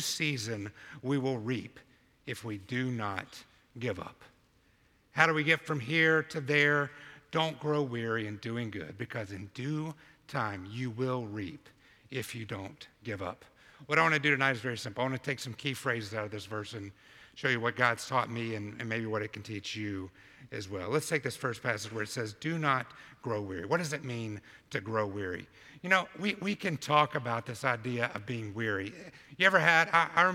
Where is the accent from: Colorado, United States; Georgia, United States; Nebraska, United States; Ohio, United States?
Georgia, United States; Albany; moved away as an adult; now in New York City, United States; from Sherwood Baptist Church in Albany, Georgia, 20 years ago to the heart of New York City planting a church